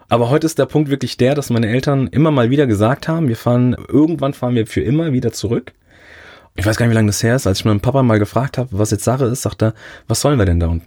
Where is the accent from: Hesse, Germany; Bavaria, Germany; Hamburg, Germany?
Hesse, Germany; Rödermark; Ich bin dort geboren und bin dann groß geworden in Rödermark. Das ist so ein, ein Ortsverbund, äh, Oberoden, Urberach.